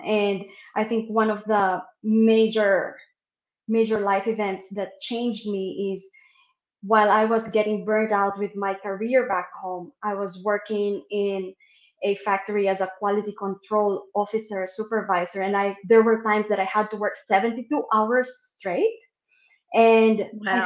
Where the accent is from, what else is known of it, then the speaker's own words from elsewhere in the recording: Manila, Metro Manila, Philippines; moved away as an adult; now in New Zealand; I grew up in Manila and eventually moved to a province a bit south of Manila. And then 10 years ago was when I moved to New Zealand.